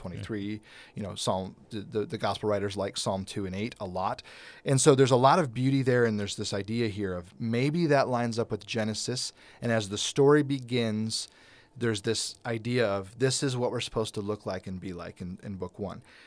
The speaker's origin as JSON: {"language": "English", "country": "United States", "said": "a white thirty-eight-year-old American who's never really lived outside of America"}